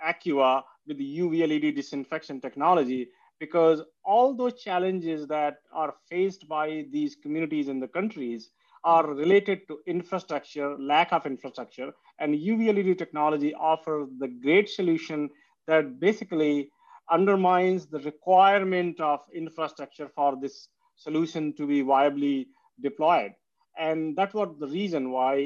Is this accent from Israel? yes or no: no; India; moved away; I come from India, and India is a place where having a clean water is not as guaranteed as in Canada and US.